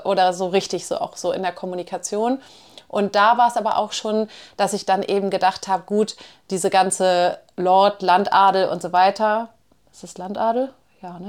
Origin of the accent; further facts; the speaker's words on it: Hamburg, Germany; moved away; ich komme ja nun aus Hamburg